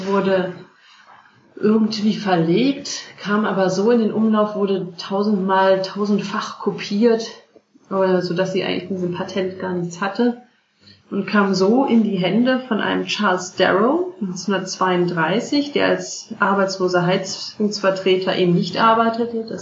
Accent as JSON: {"language": "German", "town": "Cologne", "region": "North Rhine-Westphalia", "country": "Germany", "said": "Und ich komme aus, ursprünglich aus Köln, bei uns hieß das auch Bütchen."}